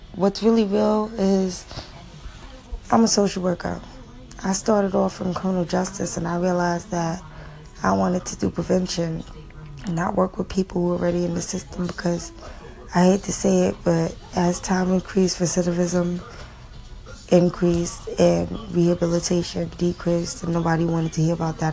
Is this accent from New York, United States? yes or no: yes; New York City, New York, United States; I grew up in New York City public schools